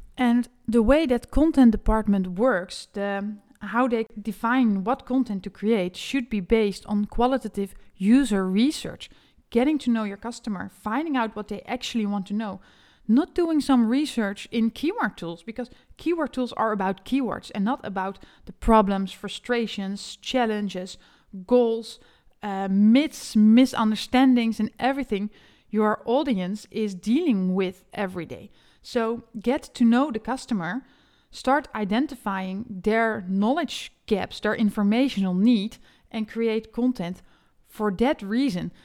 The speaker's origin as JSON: {"language": "English", "country": "Netherlands", "second_language": "English", "said": "an SEO specialist from the Netherlands"}